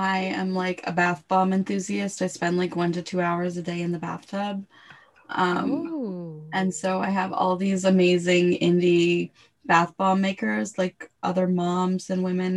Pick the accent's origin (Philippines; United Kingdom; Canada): Canada; as a Canadian